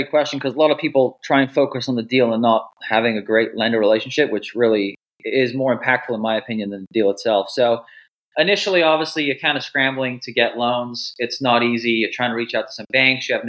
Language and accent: English; Wales, United Kingdom; now in United States; Originally from Wales.